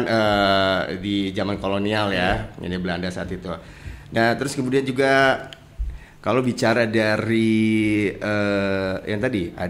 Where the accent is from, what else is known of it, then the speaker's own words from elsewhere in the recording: Purwakarta, West Java, Indonesia; Jadi artinya kita harus bangga menjadi kota uh, menjadi uh, orang Purwakarta lah ya.